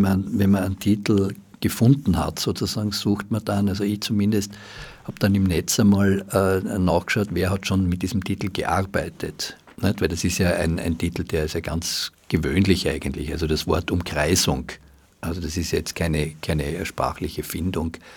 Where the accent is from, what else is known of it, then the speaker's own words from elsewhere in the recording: Graz, Styria, Austria; now in Vienna, Austria; ich bin ja in Graz aufgewachsen und wie ich nach Wien gekommen bin